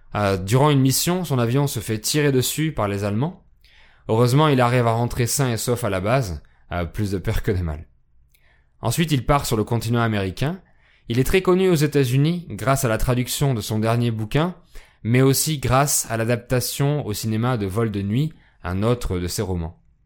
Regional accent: France; je suis français

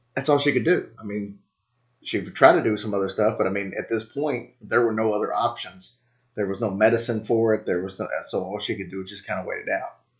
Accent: Louisville, Kentucky, United States; my hometown

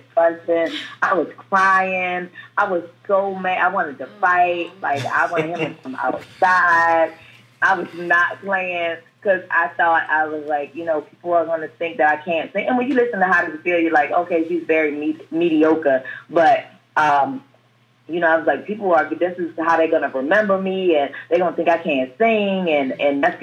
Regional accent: Baltimore, Maryland, United States; I grew up in probably some of like top three worst neighborhood in Baltimore City

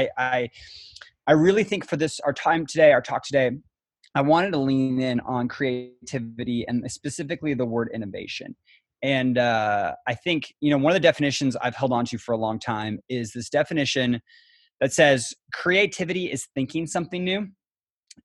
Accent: Kitsap County, Washington, United States; I grew up in Kitsap County, so kind of homegrown. I went to North Kitsap High School, and so grew up in the area

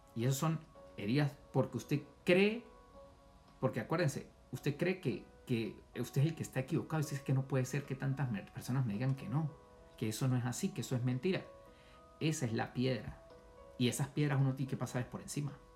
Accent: Venezuela; moved away as an adult; now in United States; cuando yo salí de Venezuela

